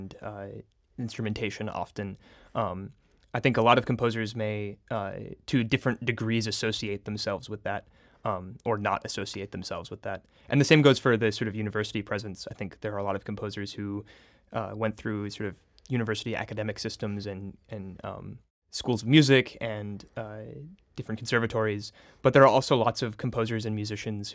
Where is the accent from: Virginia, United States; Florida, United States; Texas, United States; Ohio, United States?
Florida, United States; St. Petersburg; moved away as an adult; now in Rochester, United States; I was born and raised in St. Petersburg, Florida, and grew up in the Tampa Bay area.